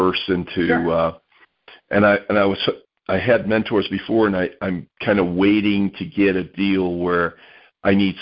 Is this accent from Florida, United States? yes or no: yes; Florida, United States; now in Utah, United States; I'm originally from Florida, so Jacksonville's kind of my stomping ground